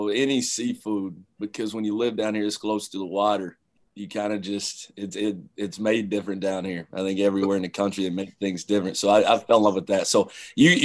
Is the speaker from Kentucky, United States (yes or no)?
yes; London, Kentucky, United States; moved away as an adult; I grew up in London, Kentucky